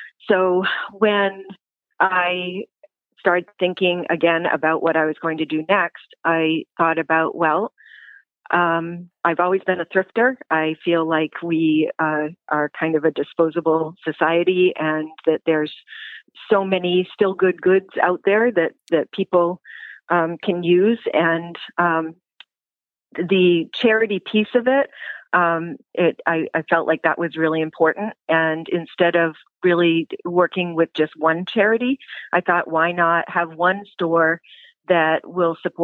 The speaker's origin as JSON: {"language": "English", "town": "Brewer", "region": "Maine", "country": "United States", "tie": "born or raised there", "also_born_or_lived": "Bangor, Maine", "said": "I am from Brewer. Well, actually, I was born in Bangor, but we moved to Brewer when I was in kindergarten."}